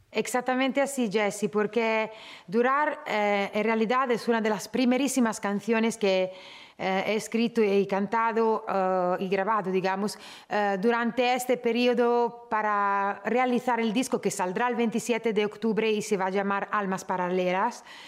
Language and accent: Spanish; Italy; siendo yo nacida en Italia